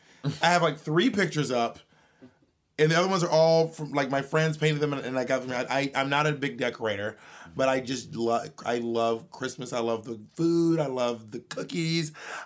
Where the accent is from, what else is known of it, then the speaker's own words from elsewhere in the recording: Georgia, United States; I'm from Georgia, so it's not weird for me to know that most of the trees in Georgia are evergreen trees.